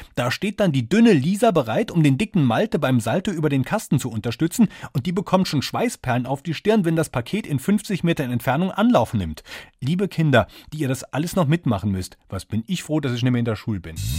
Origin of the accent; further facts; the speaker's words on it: Saarland, Germany; Wir sind beide Saarländer